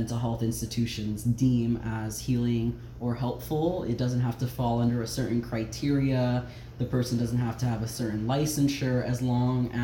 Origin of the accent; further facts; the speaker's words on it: Dade City, Florida, United States; moved away; 352 Dade City represent.